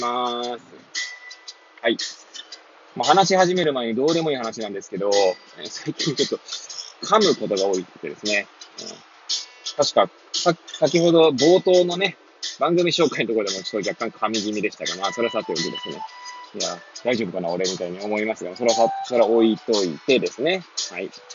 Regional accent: Hachioji, Tokyo, Japan; moved away as an adult; now in Kamaishi, Japan; 八王子生まれ、八王子育ち、震災の前の年から、釜石で働く

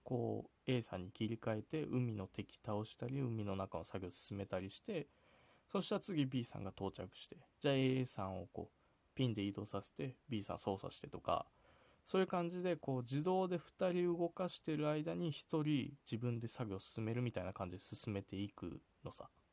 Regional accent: Sapporo, Hokkaido, Japan; 僕はテイネクってところ出身

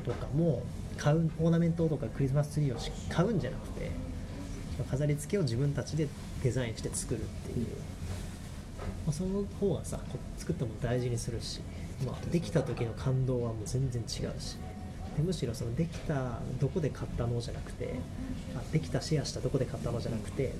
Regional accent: Kagawa, Japan; moved away; 俺の実家の香川

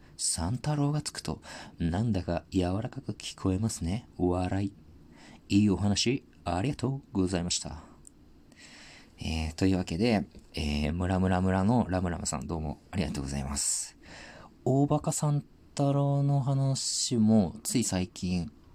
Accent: Tohoku, Japan; 僕地元東北なんですけど

